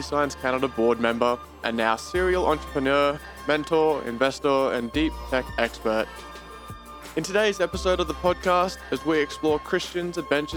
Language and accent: English; Australia; accent: Australian; That's my Australian accent.